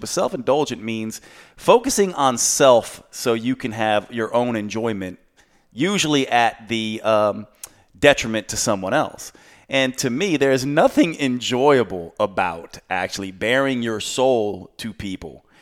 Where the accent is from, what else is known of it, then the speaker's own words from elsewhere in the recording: the South, United States; Growing up in the South